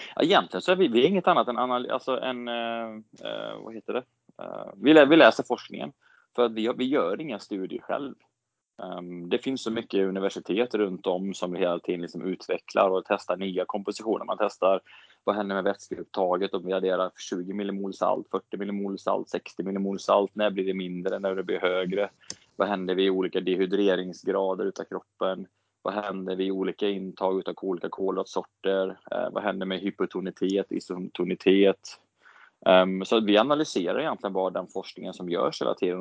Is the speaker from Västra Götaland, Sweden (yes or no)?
yes; Borås, Västra Götaland, Sweden; moved away as an adult; now in Gothenburg, Sweden; jag växte upp i Borås